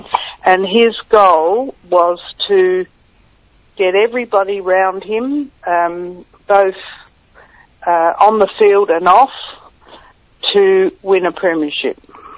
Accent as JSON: {"language": "English", "town": "Adelaide", "region": "South Australia", "country": "Australia", "tie": "born or raised there", "moved": "yes", "said": "I was born in Adelaide. Right. Yes. Okay. So my parents lived there, and that's where I was brought up."}